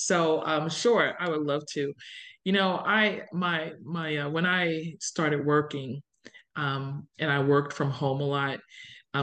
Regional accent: New Jersey, United States; moved away as an adult; also born or lived in Philadelphia area; now in Indiana, United States; I grew up in New Jersey. So I grew up in South Jersey, which is different.

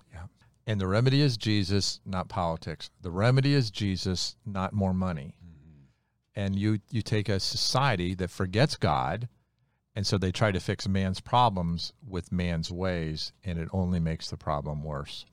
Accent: United States; I was born in America, not Bolivia

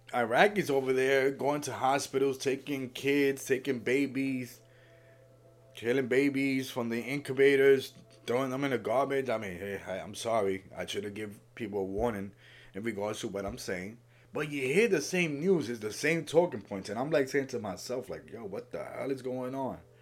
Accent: Puerto Rico; I'm from Puerto Rico.

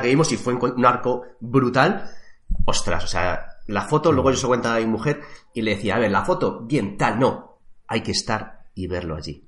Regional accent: Madrid, Community of Madrid, Spain; now in Toledo, Spain; también nací en Madrid, aunque actualmente resido, vivo aquí en, Toledo

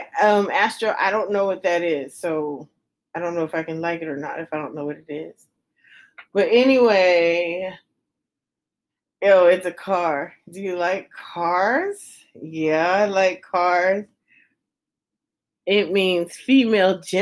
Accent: United States; I'm from America.

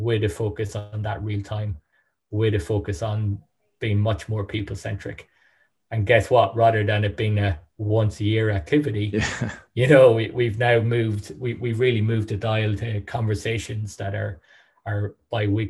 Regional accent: Sligo, Connacht, Ireland; also born or lived in Dublin; Based out of Sligo, my hometown.

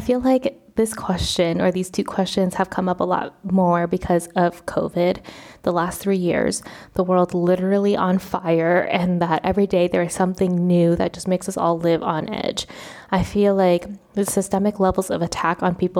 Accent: United States; moved away as an adult; now in Spain; I am Vietnamese American, I'm first generation

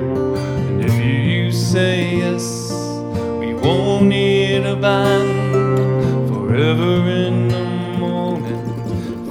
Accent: Chicago, Illinois, United States; moved away as an adult; I grew up in Chicago

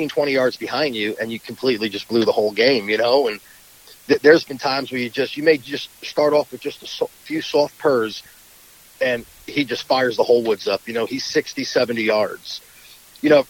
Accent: Long Island, New York, United States; I was born and raised in Long Island, New York

